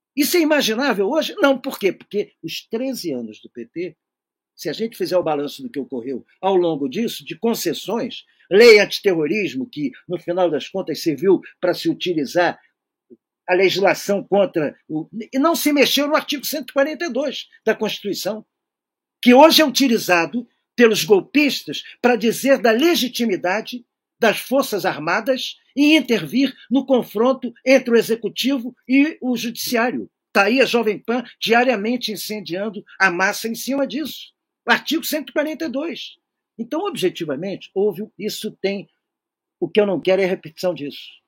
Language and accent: Portuguese; Rio de Janeiro, Brazil; eu não sou de São Paulo, eu sou do Rio